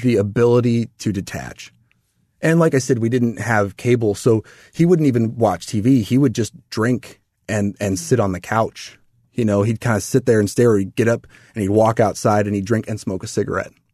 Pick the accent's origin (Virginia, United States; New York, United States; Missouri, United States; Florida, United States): Missouri, United States; O'Fallon; I grew up in Missouri. Mm-hmm. Little town of Fallon